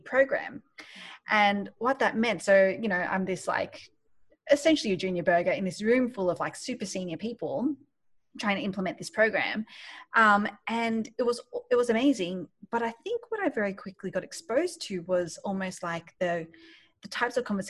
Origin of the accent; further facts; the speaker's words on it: Sydney, New South Wales, Australia; moved away as an adult; also born or lived in Malaysia; now in New York, United States; I grew up in Australia, in Sydney, and I've just moved to New York